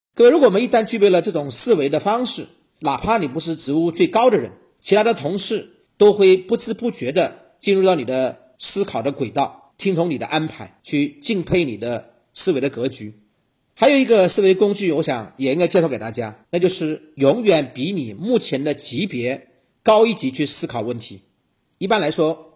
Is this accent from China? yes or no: yes; China; 我们中国人